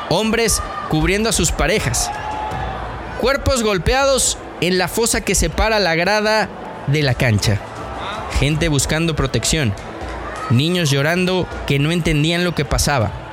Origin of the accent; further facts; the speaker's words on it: Querétaro, Mexico; born there; queretano de nacimiento. Conozco las entrañas del Estadio Corregidora al que visitaba desde niño.